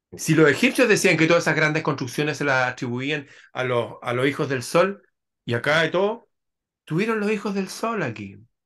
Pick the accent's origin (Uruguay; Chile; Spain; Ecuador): Chile; en mi país están esas construcciones, hay un lugar que se llama la Quinta Normal